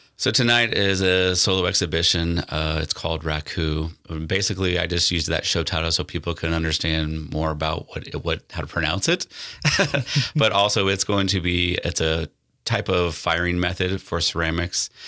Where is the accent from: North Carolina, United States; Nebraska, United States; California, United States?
Nebraska, United States; North Platte; moved away; growing up in North Platte